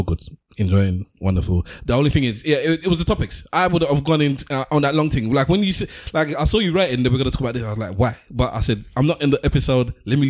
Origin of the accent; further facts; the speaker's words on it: United Kingdom; We need to share our history growing up in Britain in the 80s and 90s, the Raga era, the Junglist era, the UK Garage era.